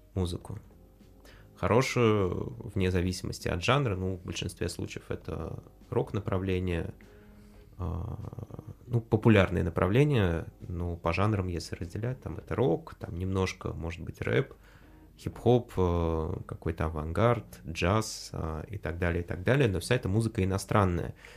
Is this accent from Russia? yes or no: yes; Russia; я вырос в, э, в России